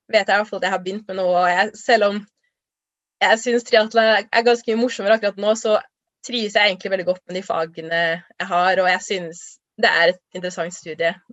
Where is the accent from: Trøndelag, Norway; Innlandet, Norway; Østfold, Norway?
Trøndelag, Norway; Trondheim; also born or lived in Lørenskog; jeg ble født i Trondheim og bodde her fram til jeg skulle begynne på skolen. Eh, og så flytta vi til Lørenskog utenfor Oslo, hele familien, og bodde der i egentlig bare tre år.